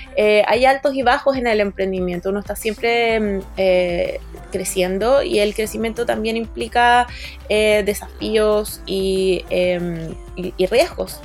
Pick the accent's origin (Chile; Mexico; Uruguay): Chile; moved away as an adult; also born or lived in Boston, United States / New York, United States; yo me fui a estudiar música de Estados Unidos cuando tenía 19 años, salí del colegio a los 18, pasaron 6 meses y me fui. Y estuve 4 años, 3 años y medio, 4 años en, Boston, eh, después 6 meses en Nueva York, después me volví a Chile